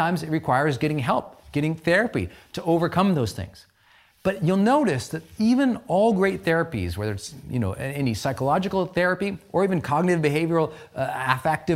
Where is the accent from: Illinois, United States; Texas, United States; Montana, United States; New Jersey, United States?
Montana, United States; moved away; I came from Montana, from an economically depressed old Irish mining town